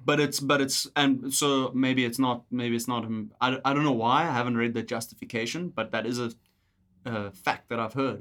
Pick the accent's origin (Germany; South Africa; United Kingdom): South Africa; moved away as an adult; now in Canada; we're South African